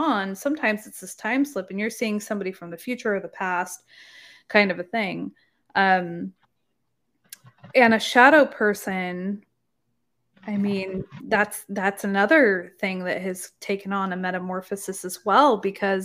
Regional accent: Oregon, United States; moved away as an adult; now in Texas, United States; I was in Oregon, beautiful Pacific Northwest, that's where I grew up.

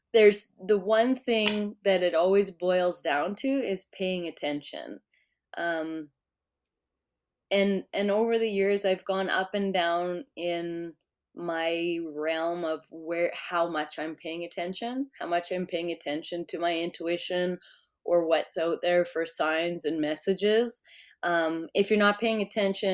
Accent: East Central Alberta, Canada; I grew up in East Central Alberta, and now I'm living in South Central

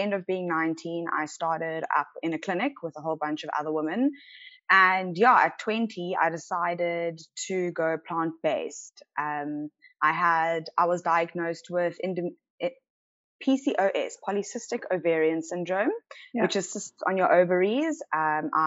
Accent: Cape Town, Western Cape, South Africa; born and bred in Cape Town

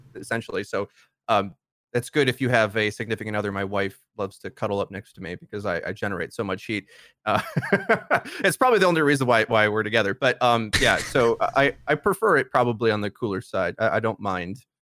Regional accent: Milwaukee, Wisconsin, United States; I'm from Milwaukee

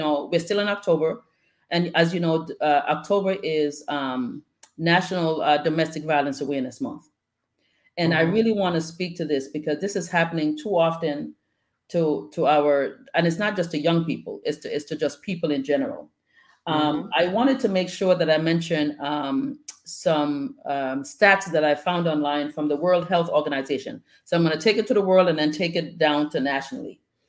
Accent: Bronx, New York, United States; My sister Lisa and I were talking the other day about just growing up in the Bronx

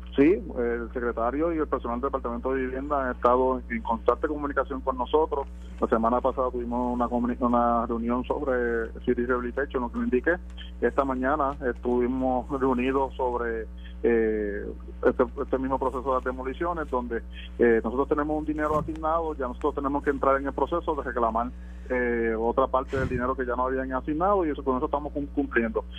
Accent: Guánica, Puerto Rico; nuestro pueblo de Guanica

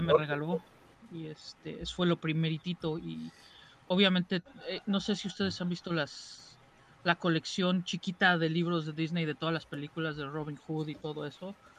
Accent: Mexico City, Mexico; soy de México. Soy chilango.

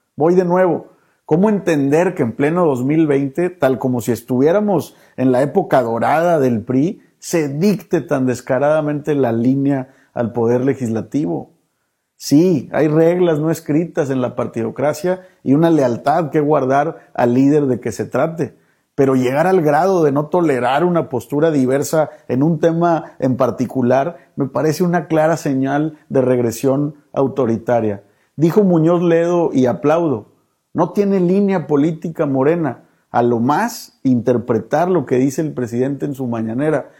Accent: Mexico

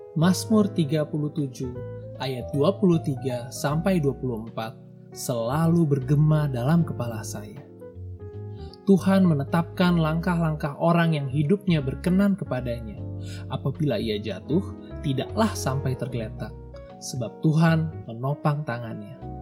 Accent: a small town in Central Java, Indonesia; moved away as an adult; also born or lived in Depok, West Java / Buffalo, New York, United States; Saya sudah hidup merantau semenjak lulus SMA di suatu kota kecil di Jawa Tengah

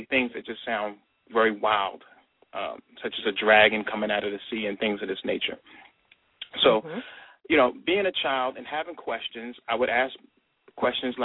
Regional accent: New York, United States; I'm originally from New York

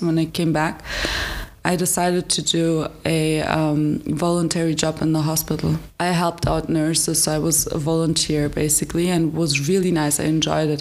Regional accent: Frankfurt, Hesse, Germany; English is a second language; moved away as an adult; now in Hradec Kralove, Czech Republic; I come from Frankfurt, so it was a little bigger city

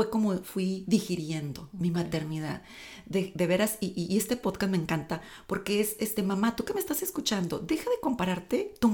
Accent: Tamaulipas, Mexico; Yo crecí en un rancho. Mi papá es agricultor. Este, soy de Tamaulipas

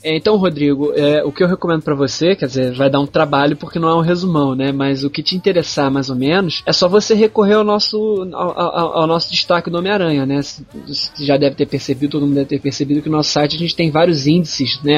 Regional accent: Rio de Janeiro, Brazil; eu sou do Rio de Janeiro

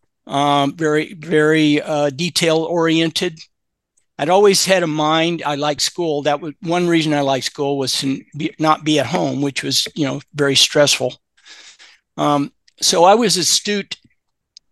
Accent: Louisville, Kentucky, United States; I grew up in Louisville, Kentucky

